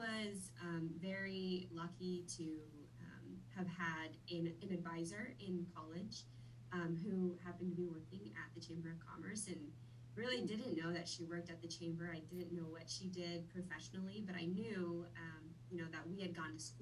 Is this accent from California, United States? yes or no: no; Wichita, Kansas, United States; also born or lived in Vietnam; I have lived in Wichita most of my life, but I am a Vietnam native. I grew up there, or I was born there. I moved to the U.S. when I was 6 years old. And have pretty much been in Wichita